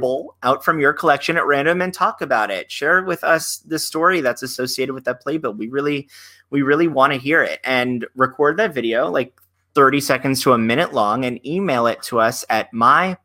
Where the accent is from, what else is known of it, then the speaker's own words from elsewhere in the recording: Fort Lauderdale, Florida, United States; I grew up with national tours because I'm from Fort Lauderdale, Florida